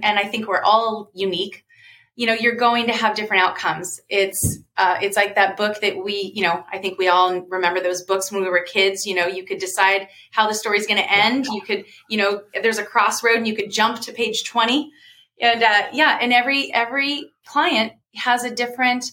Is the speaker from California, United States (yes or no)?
yes; Folsom, California, United States; also born or lived in Sacramento; I was born in Sacramento, raised in Folsom.